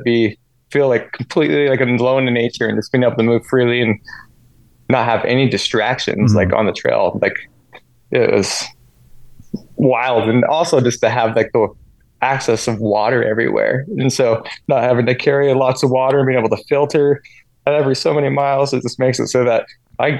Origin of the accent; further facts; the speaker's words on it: Ogden, Utah, United States; moved away as an adult; now in North Carolina, United States; I'm originally from Ogden, Utah